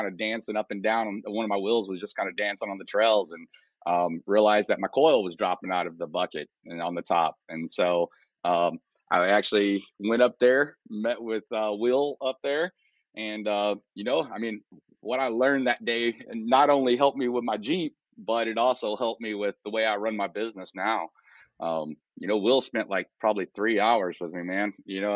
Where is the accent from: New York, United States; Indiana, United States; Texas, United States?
Texas, United States; south of Houston, South; moved away; also born or lived in Kansas City; I was born in South Texas, down south of Houston